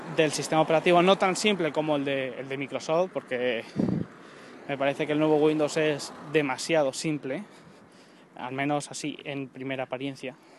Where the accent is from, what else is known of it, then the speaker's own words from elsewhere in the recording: Colmenar Viejo, Community of Madrid, Spain; Estoy en Colmenar Viejo, Madrid